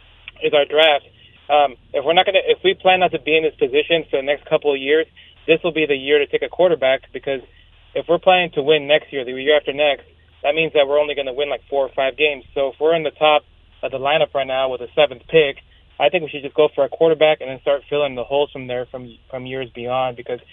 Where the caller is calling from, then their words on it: Woodland, California, United States; Woodland, north of Sacramento.